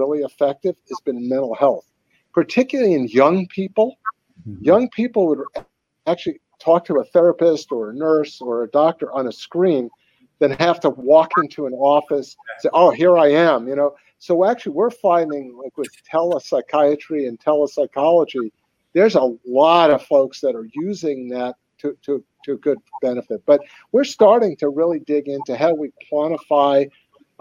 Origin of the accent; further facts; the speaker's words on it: Long Island, New York, United States; I grew up on Long Island